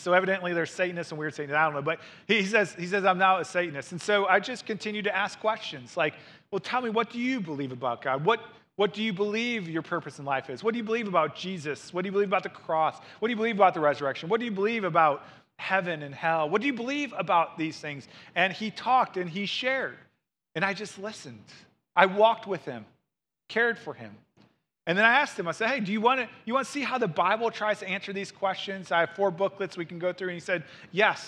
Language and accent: English; St. Louis, Missouri, United States; moved away; I grew up in Saint Louis, Missouri, and my mom still lives there.